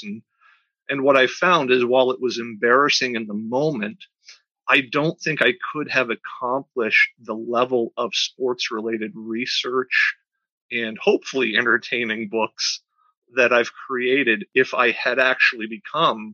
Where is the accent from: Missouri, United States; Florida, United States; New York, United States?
Florida, United States; Tampa; moved away as an adult; I grew up in the Tampa Bay area in the 70s and 80s and into the early 90s